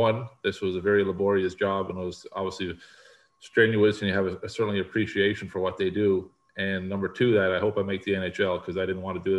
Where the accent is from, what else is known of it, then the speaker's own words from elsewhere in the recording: Newfoundland and Labrador, Canada; I grew up in Newfoundland, which is an island